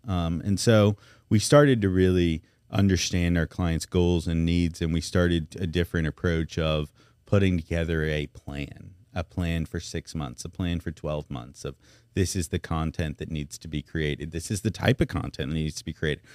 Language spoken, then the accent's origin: English; Memphis, Tennessee, United States; now in Baton Rouge, United States; I'm from Memphis